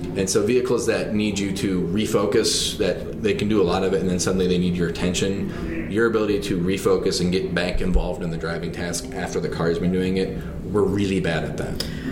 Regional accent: Michigan, United States; moved away; I'm from Michigan originally.

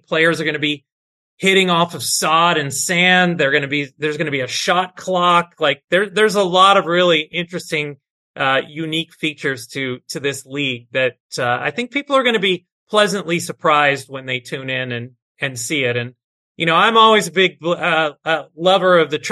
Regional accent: Florida, United States; now in Atlanta, United States; I grew up in Florida

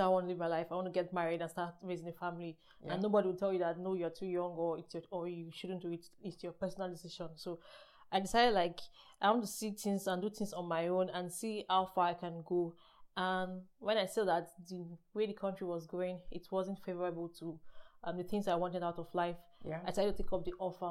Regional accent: Nigeria; moved away as an adult; now in Germany; I live in Germany, to be precise. I come from Nigeria.

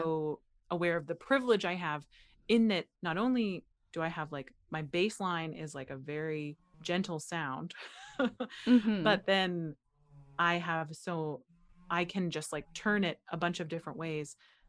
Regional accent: Butler, Pennsylvania, United States; And then when I came back, when I moved back to the US, it was very like, where are you from? And I was like, mm-hmm. I'm from here in Butler, Pennsylvania.

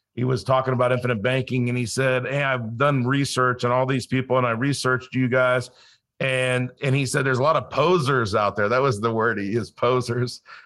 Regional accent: Los Angeles, California, United States; also born or lived in Colorado / South Dakota; now in Florida, United States; I grew up in Los Angeles, so I didn't grow up a hunter or an outdoorsman

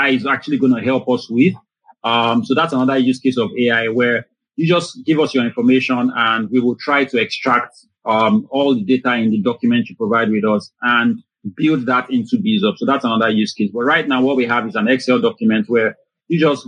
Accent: Lagos, Nigeria; I was born and I grew up in Lagos, Nigeria.

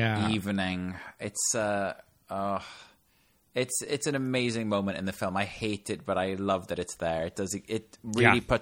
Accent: Wales, United Kingdom; as somebody that's from Wales and I always get told that I'm from England

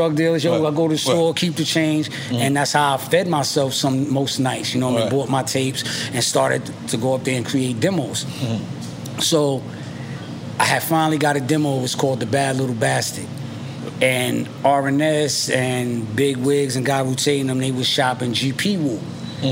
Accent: New York City, New York, United States; I'm from Stapleton Projects

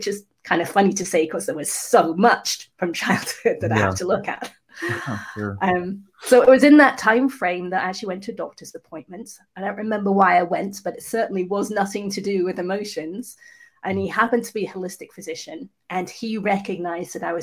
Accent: England, United Kingdom; I was actually conceived in New Zealand and then born in England.

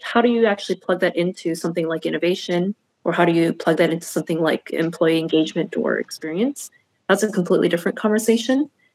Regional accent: United States; having been born and raised as an American

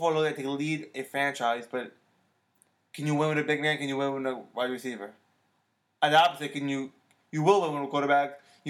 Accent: New York, United States; Yeah, I'm just saying, as a New Yorker, would you do that?

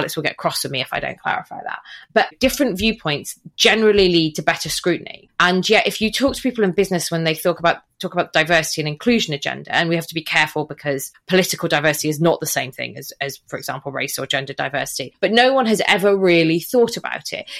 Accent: Wales, United Kingdom; I'm Welsh

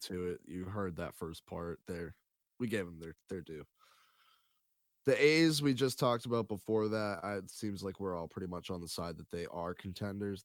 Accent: near Worcester, Massachusetts, United States; Worcester, Massachusetts, very close to my hometown

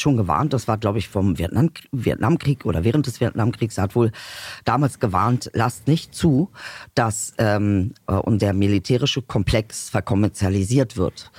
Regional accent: Germany; auch wenn man hier geboren ist und groß geworden ist

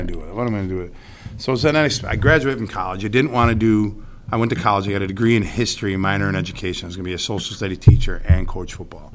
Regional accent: Central Square, New York, United States; I grew up in Central Square

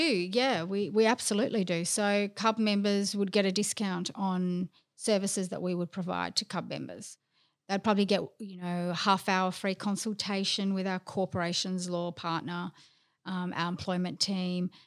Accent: Melbourne, Victoria, Australia; also born or lived in London; I'm Greek. I'm from Melbourne, of course I'm Greek.

